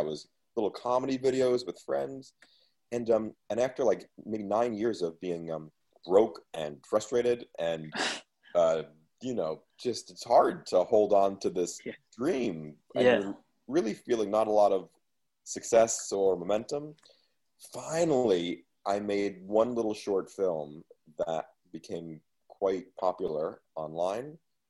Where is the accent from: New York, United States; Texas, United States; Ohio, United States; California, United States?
New York, United States; New York City; moved away as an adult; also born or lived in Los Angeles; I grew up in an apartment in Queens next to a video store